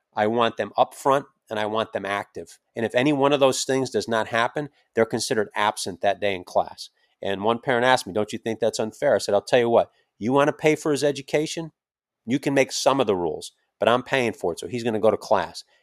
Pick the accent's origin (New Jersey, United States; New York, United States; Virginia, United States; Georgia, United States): New York, United States; Schenectady; upstate New York, Schenectady, my hometown